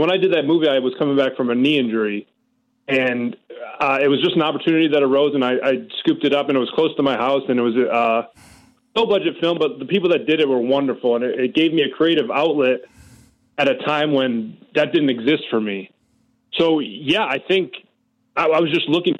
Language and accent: English; Rochester, New York, United States; I am from Rochester, New York